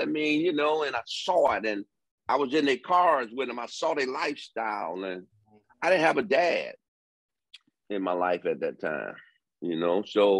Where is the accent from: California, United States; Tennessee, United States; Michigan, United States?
Michigan, United States; Detroit; And again, my background, I'm from Detroit.